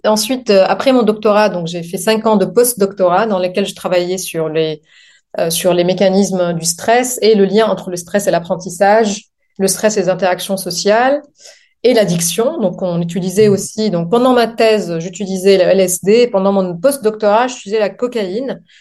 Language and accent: French; Lebanon; French is a second language; moved away as an adult; also born or lived in Montpellier, France; now in France; je viens du Liban.